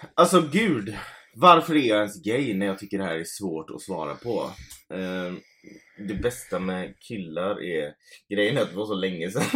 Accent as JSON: {"language": "Swedish", "town": "Gothenburg", "region": "Västra Götaland", "country": "Sweden", "said": "vi är från Göteborg"}